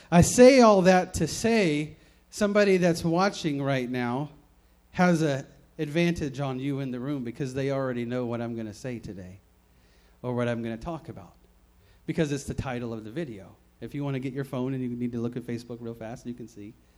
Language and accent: English; the South, United States; moved away; I grew up in the South, many many states away from here